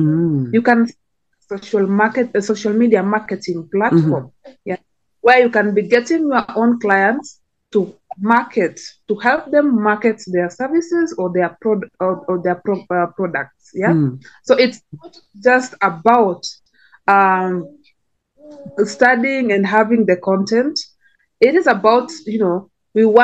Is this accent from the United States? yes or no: no; Kenya; So like my country, I come from Kenya.